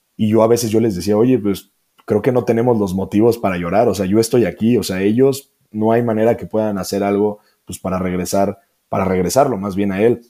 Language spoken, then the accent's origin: Spanish; Celaya, Guanajuato, Mexico; yo soy de Celaya, Guanajuato